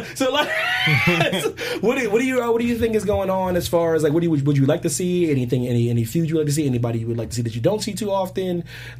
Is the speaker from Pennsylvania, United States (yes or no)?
yes; Philadelphia, Pennsylvania, United States; Yo, that's my home. That's my home right there.